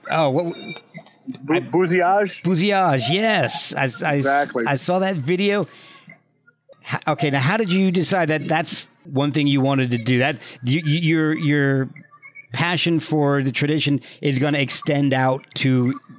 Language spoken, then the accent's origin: English; New Jersey, United States; also born or lived in Alabama; now in Virginia, United States; I'm Irish Catholic from New Jersey down to Alabama and now in Virginia. So I have no no French, no Cajun in me.